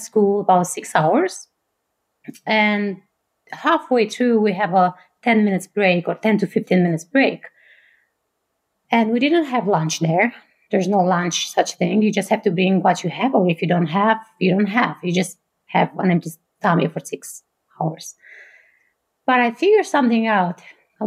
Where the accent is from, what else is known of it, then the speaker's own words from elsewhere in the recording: Bucharest, Romania; English is a second language; moved away as an adult; now in Fort Collins, United States; I grew up in Romania. I was born and raised there.